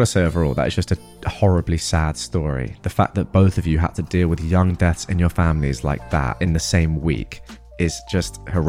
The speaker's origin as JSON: {"language": "English", "country": "Australia", "tie": "born or raised there", "lives_now": "United States", "said": "I grew up in Australia, and my sister and family still live there. I live in America currently."}